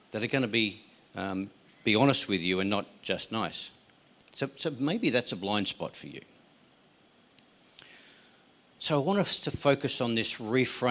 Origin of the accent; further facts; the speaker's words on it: Tasmania, Australia; I grew up in Tasmania.